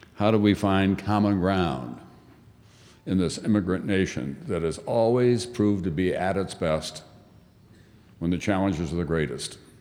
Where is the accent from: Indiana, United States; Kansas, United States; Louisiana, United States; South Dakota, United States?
South Dakota, United States; Yankton; moved away; also born or lived in New York; when I was growing up in South Dakota